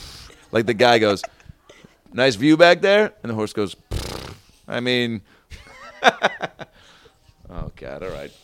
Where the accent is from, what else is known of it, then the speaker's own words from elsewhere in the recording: Seattle, Washington, United States; moved away; I'm from Seattle